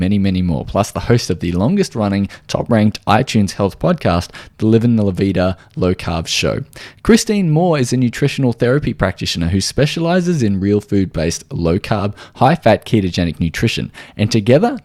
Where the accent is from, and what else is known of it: Australia; accent: Australian